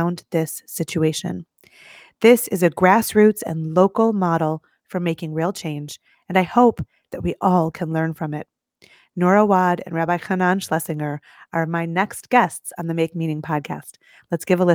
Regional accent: United States; As an American Jew

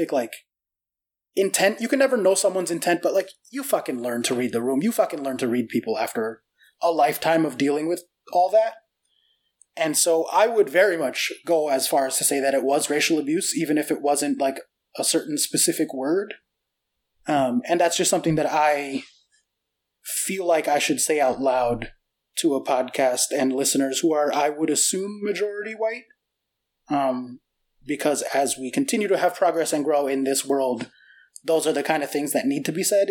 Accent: United States; I was born here. Of course my accent is barely noticeable

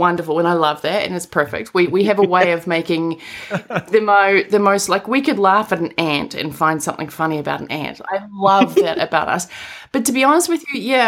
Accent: New Zealand; moved away; also born or lived in Colorado; I'm from New Zealand

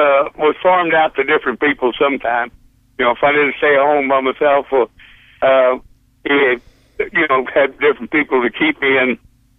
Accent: Oklahoma, United States; born there; also born or lived in Pampa, Texas; And I was born in Oklahoma though, but I went to school when I quit school to go into the Marine I was living in Pampa, Texas, out in the Panhandle

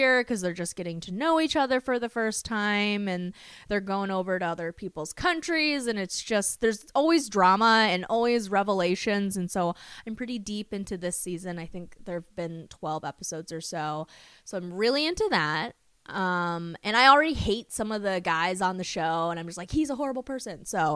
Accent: Minnesota, United States; I'm from Minnesota

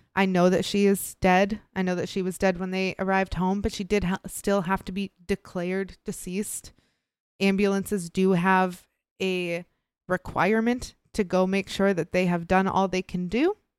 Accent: Midwest, United States; I grew up in the Midwest.

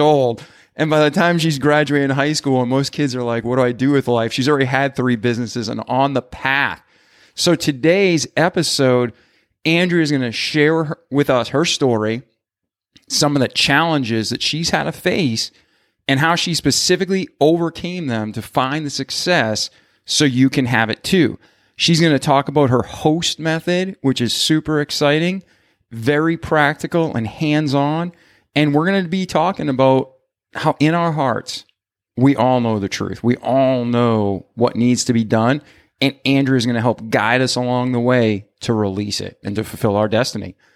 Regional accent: Milford, Massachusetts, United States; moved away; I'm originally from outside of Boston, a town called Milford, Mass

